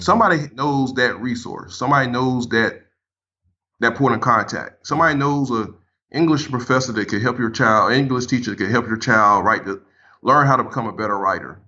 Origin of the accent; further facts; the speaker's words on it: Paxville, South Carolina, United States; I grew up in South Carolina, little area called Packsville, South Carolina, home branch area, just outside of Manning.